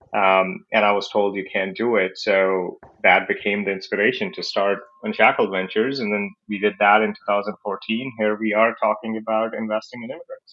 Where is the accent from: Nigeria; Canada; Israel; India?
India; New Delhi, Delhi; moved away as an adult; also born or lived in Silicon Valley; I was born in New Delhi, India, in a lower middle income business family. Uh, started working with my dad when I was young